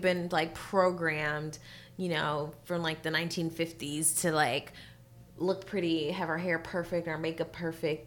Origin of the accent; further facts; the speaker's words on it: California, United States; born and raised in Cali